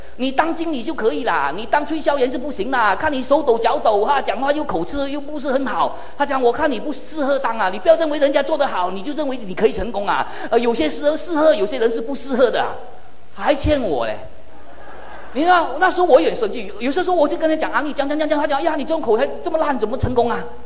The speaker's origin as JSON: {"language": "Chinese", "country": "Malaysia", "second_language": "Chinese", "said": "我说，“马来西亚人。”"}